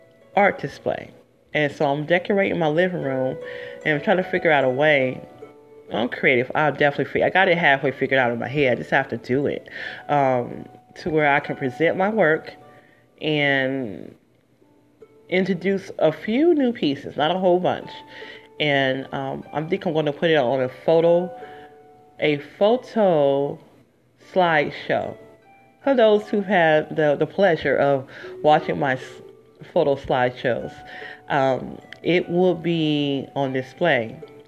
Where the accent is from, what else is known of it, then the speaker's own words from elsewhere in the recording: Detroit, Michigan, United States; I'm from the D. I'm from Detroit originally